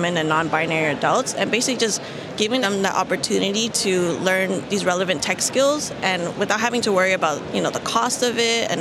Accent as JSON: {"language": "English", "town": "San Francisco", "region": "California", "country": "United States", "tie": "born or raised there", "said": "I'm a San Francisco native, and I grew up in the Tenderloin District"}